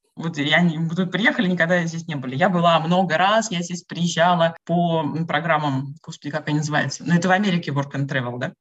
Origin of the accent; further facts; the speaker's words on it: Samara, Samara Oblast, Russia; moved away as an adult; now in Valencia, Spain; до 34 лет я жила и не тужила в Самаре, на реке Волги, в России.